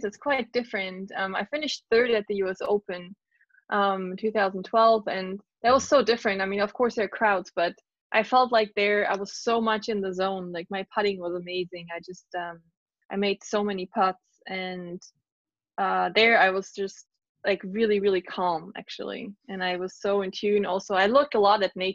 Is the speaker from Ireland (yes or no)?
no; Germany; being in my home country